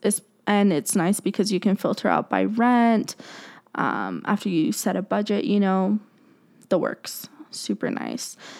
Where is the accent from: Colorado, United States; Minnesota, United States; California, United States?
Colorado, United States; I'm from Colorado